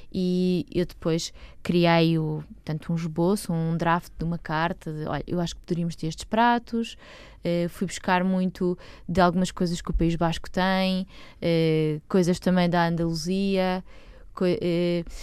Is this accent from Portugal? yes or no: yes; Lisbon, Portugal; eu sou bicho de Lisboa. Ok. De toda a vida.